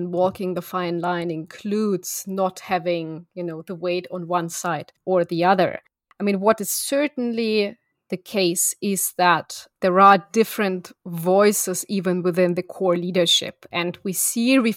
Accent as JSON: {"language": "English", "region": "Moscow", "country": "Russia", "tie": "born there", "said": "They looked at my German passport um, when it's written that I was born in Moscow, they say, \"Oh, one of us,\""}